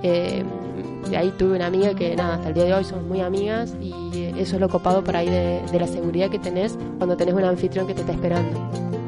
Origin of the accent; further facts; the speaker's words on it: Villa Dolores, interior of Córdoba, Argentina; yo soy del interior de Córdoba, de Villa Valores y hay una sierra ahí que te divide mi ciudad con la que es la capital